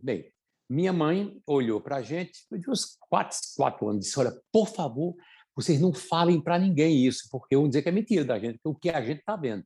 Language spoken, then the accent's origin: Portuguese; São Bento do Una, Pernambuco, Brazil; moved away; Eu sou da cidade de São Bento do Una, é, era uma cidade que tinha uns 5 mil habitantes quando eu nasci